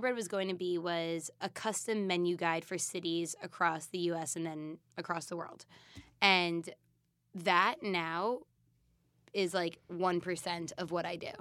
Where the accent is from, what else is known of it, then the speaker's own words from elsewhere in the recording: East Coast, United States; I'm from the East Coast.